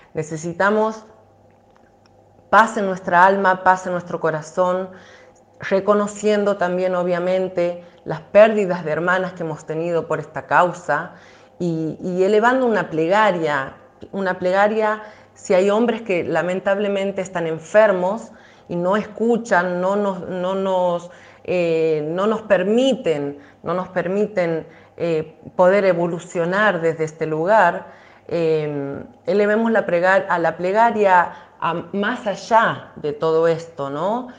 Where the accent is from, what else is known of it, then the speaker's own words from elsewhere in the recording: La Banda, Santiago del Estero, Argentina; a esos primeros pasos, a, la conexión directa con la tierra, con los pies descalzos, en el barrio Los Lagos, en la ciudad de La Banda